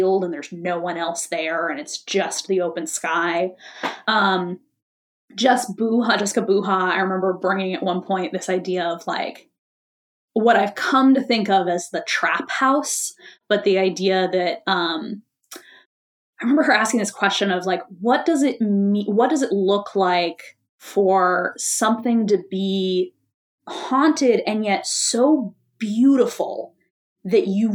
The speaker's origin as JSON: {"language": "English", "town": "Boston", "region": "Massachusetts", "country": "United States", "tie": "born or raised there", "also_born_or_lived": "New York", "moved": "as an adult", "lives_now": "Chicago, United States", "said": "I grew up in Boston."}